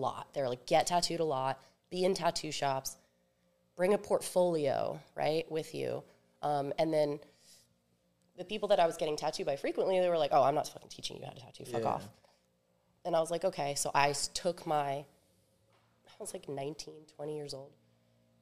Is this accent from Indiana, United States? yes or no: no; suburbs of Virginia, United States; born or raised there; also born or lived in Rivervale, New Jersey / Richmond, Virginia / Japan